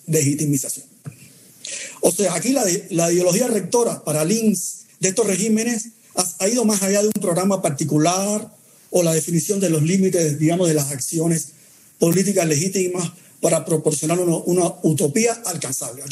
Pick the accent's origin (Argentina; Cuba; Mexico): Cuba; los que nacimos en Cuba